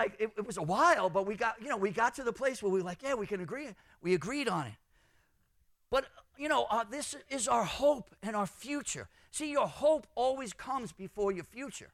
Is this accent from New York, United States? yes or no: yes; New York City, New York, United States; I'm from Brooklyn.